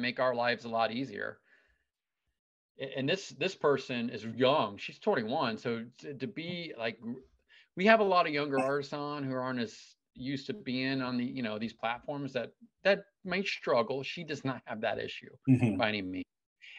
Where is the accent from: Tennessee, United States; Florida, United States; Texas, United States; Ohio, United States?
Ohio, United States; moved away; my home state of Ohio.